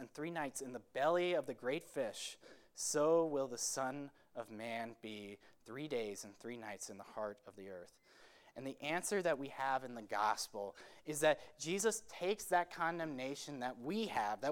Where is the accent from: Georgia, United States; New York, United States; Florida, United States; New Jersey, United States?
Florida, United States; Marco Island; moved away as an adult; now in Glenside, Pennsylvania, United States; my hometown, Marco Island, Florida